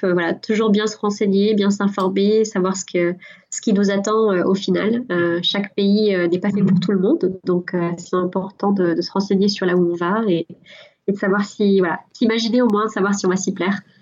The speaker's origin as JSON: {"language": "French", "country": "France", "moved": "as an adult", "lives_now": "Ireland"}